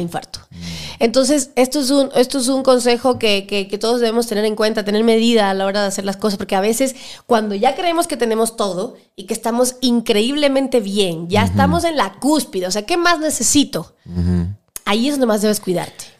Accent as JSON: {"language": "Spanish", "country": "Cuba", "tie": "born or raised there", "moved": "as an adult", "lives_now": "Ecuador", "said": "sí, soy cubana. O sea, nací en Cuba, soy hija de padres cubanos y me crié en Cuba 18 años"}